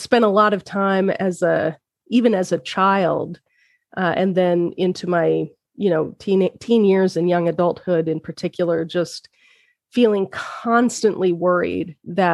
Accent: Utah, United States; I'm from Utah

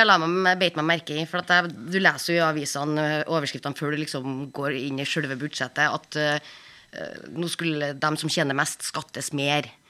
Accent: Trøndelag, Norway; moved away; der jeg kommer fra, oppe i Trøndelag

